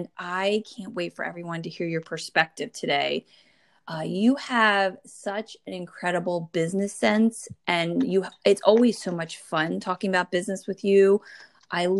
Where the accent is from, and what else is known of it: New Jersey, United States; born or raised there